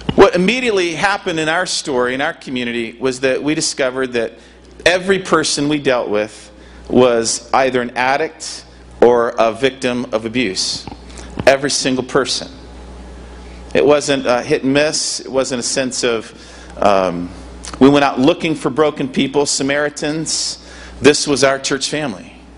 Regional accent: Michigan, United States; moved away as an adult; now in Seaside, United States; North Coast invited me to come and serve them five years ago, and I come from Michigan.

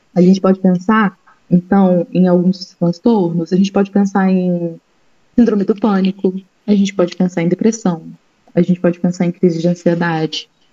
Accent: Brazil; nós brasileiros

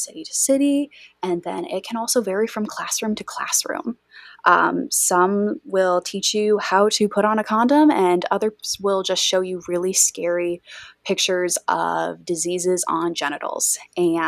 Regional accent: West Michigan, United States; I grew up in Bible Belt, West Michigan, born and raised here

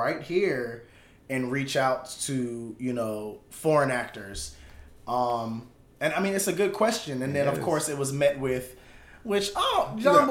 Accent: Jamaica; I'm Jamaican

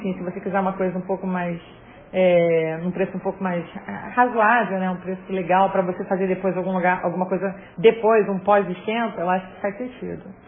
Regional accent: Rio de Janeiro, Brazil; eu sou carioca, moro perto do mar

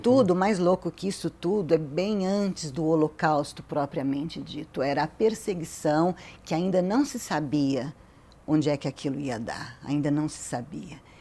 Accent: Brazil; a gente é brasileiro

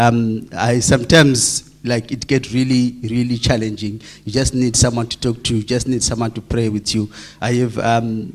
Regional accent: Zimbabwe; moved away; we are from Zim and like 3,000 kilometers away from home

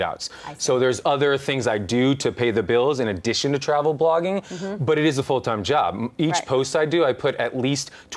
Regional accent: Midwest, United States; I grew up in the Midwest.

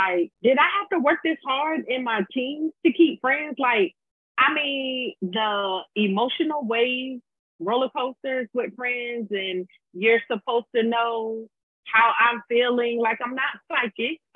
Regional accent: Virginia Beach, Virginia, United States; I'm from Virginia Beach, Virginia. 757, 2 up, 2 down

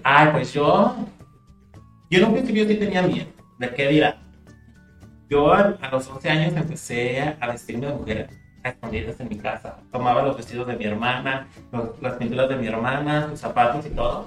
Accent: Huanusco, Zacatecas, Mexico; mis papás tuvieron que salir de mi pueblo. Se fue toda mi familia, yo me quedé solo viviendo en Guanusco.

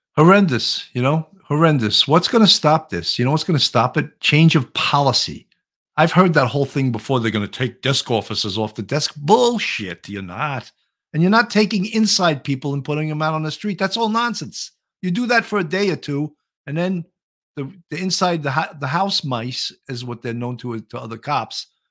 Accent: New York City, New York, United States; accent: New York; my New York accent

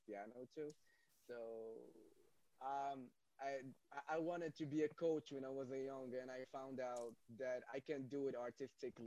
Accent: Rabat, Rabat-Salé-Kénitra, Morocco; also born or lived in South Korea; I was born and raised in Rabat, the capital of Morocco

